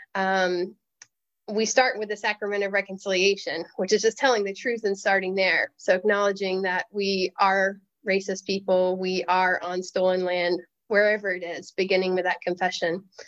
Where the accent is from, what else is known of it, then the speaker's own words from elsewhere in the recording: the South, United States; as a Native person, as a woman, as a Southerner